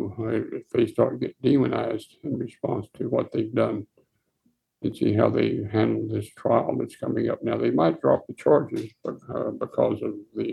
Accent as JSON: {"language": "English", "region": "Texas", "country": "United States", "said": "Being a Texan"}